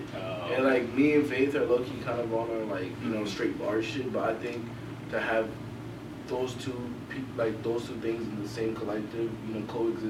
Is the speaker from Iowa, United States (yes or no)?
yes; Sioux City, Iowa, United States; now in Des Moines, United States; Well, I came here from Sioux City, which is like 3 hours.